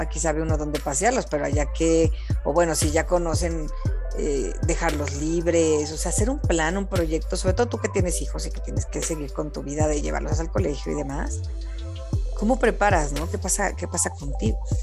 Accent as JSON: {"language": "Spanish", "country": "Mexico", "said": "yo como mexicana"}